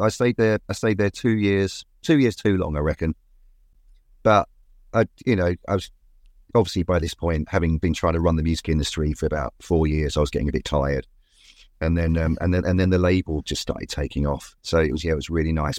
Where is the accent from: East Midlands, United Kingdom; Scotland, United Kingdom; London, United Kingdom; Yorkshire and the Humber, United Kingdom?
London, United Kingdom; I was from Walthamstow